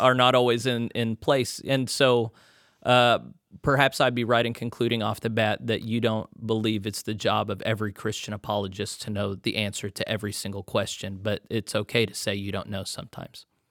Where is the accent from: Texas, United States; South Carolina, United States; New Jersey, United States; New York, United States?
Texas, United States; moved away; also born or lived in Conway, Arkansas / Little Rock, Arkansas; I was born in Texas.